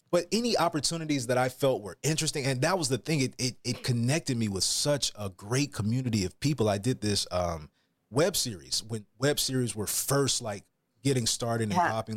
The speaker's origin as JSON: {"language": "English", "town": "Atlanta", "region": "Georgia", "country": "United States", "tie": "born or raised there", "also_born_or_lived": "Florida", "moved": "as an adult", "lives_now": "California, United States", "said": "i'm from atlanta georgia originally oh uh, yeah southern boy i got a lot of country roots"}